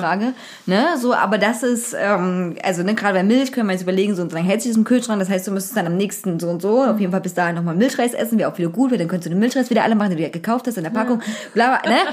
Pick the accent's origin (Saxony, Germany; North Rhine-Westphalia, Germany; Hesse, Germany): Saxony, Germany; Zwickau; moved away; bei uns in Zwickau